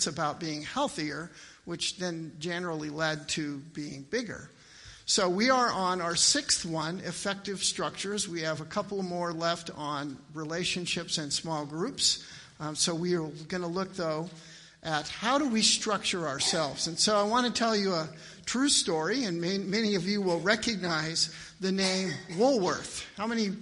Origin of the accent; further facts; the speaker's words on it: Miles City, Montana, United States; I grew up in Miles City, Montana, a town of 10,000.